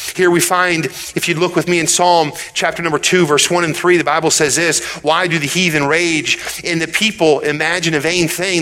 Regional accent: United States; as American people. I believe this our country is great

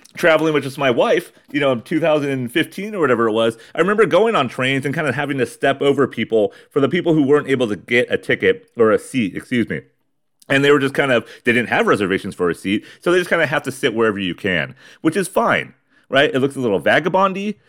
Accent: Ramona, California, United States; in my hometown, in my garage of Ramona, California.

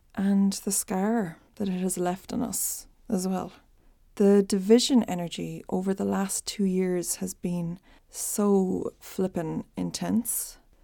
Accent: Ireland; accent: Irish; I'm Irish, in case it's not a giveaway from my accent. When I was a baby in the eighties, my dad had the opportunity to relocate us to New York, but they decided to stick with rural Ireland.

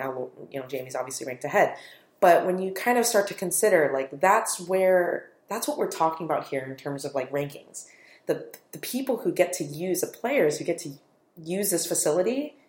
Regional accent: United States; as an American

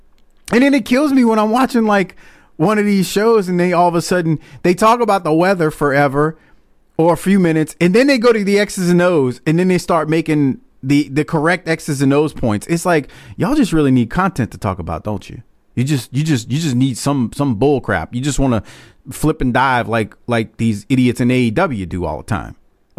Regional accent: the South, United States; I'm from the South, but I've played New England now for a couple of years.

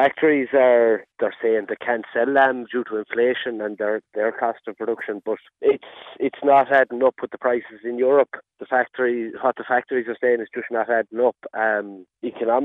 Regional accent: Ahascragh, Connacht, Ireland; I'm from Ahaskra

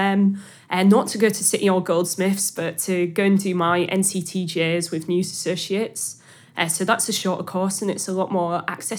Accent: Hull, Yorkshire and the Humber, United Kingdom; accent: Hull; My accent's cleaved off a bit, which I'm really frustrated about. It's now this broad mess rather than, like, a specifically Hull accent.

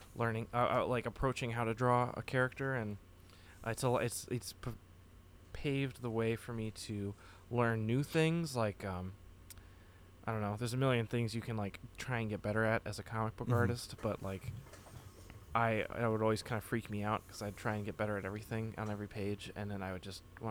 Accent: Framingham, Massachusetts, United States; I grew up in Framingham, Massachusetts

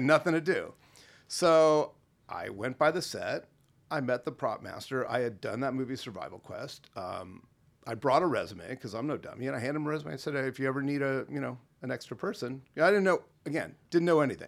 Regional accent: Los Angeles, California, United States; Grew up mostly on the, uh, on the same block that the Groundlings Theater is on Melrose

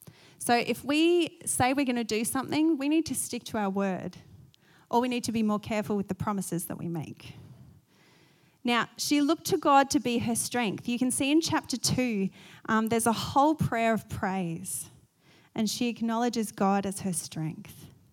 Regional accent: Australia; I'm going to say Eunice just because I'm Australian.

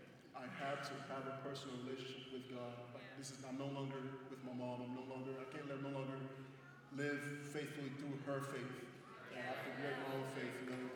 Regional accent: Nigeria; now in United States; You know, I would say coming from Nigeria, culture here is kind of the same. It's more family and faith-based.

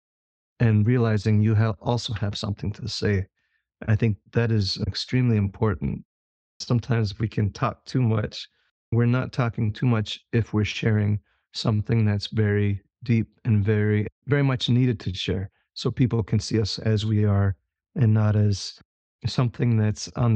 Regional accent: Menominee Nation, Wisconsin, United States; I'm from the Menominee Nation

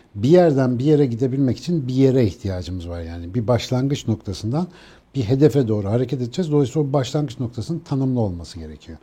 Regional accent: Ankara, Turkey; bir Ankaralıyız ya suyla ilişkimiz malum yani.

